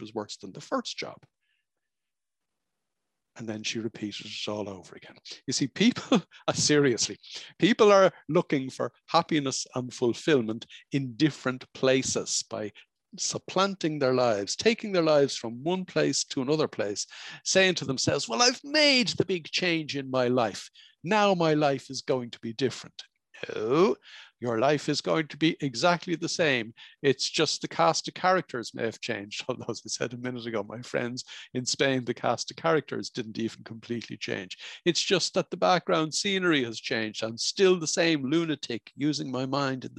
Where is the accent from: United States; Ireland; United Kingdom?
Ireland; Dublin, Leinster; moved away as an adult; now in French Alps, France; I'm not from the French Alps. I was born and bred in Dublin, Ireland